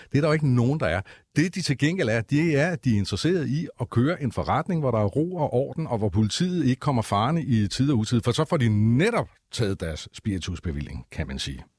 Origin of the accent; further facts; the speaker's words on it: Copenhagen, Capital Region of Denmark, Denmark; som københavner